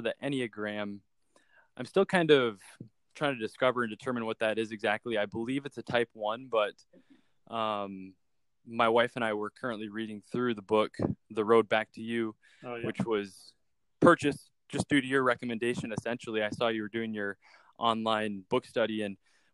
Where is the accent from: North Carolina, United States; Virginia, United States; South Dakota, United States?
South Dakota, United States; Sioux Falls; I'm located in my hometown of Sioux Falls, South Dakota